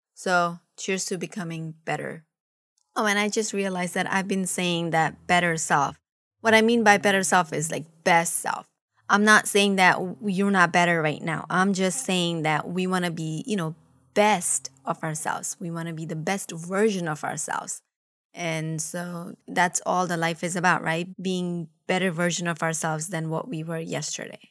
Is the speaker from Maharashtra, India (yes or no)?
yes; Mumbai, Maharashtra, India; now in United States; I was from Mumbai